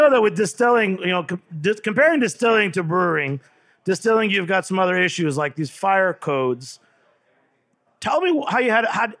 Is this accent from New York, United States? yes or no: yes; New York City, New York, United States; I'm from the East Village in New York City, and I'm in the Ukrainian East Village